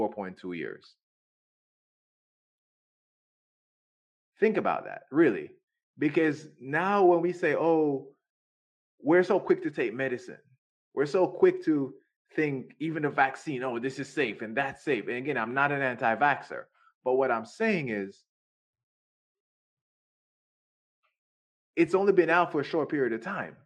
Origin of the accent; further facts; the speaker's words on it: Jamaica; I was raised in Jamaica